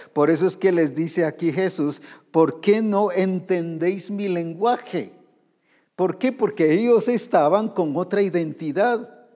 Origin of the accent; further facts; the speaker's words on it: Guatemala; aquí en Guatemala